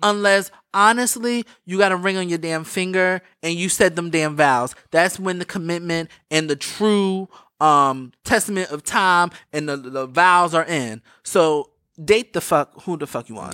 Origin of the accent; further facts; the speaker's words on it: East Coast, United States; I'm from the East Coast.